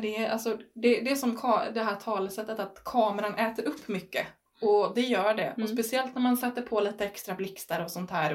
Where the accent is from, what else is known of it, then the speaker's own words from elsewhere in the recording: Stenungsund, Västra Götaland, Sweden; moved away as an adult; now in Herrljunga, Sweden; jag är från Stenungsund egentligen innan så att jag har bott från, vid kusten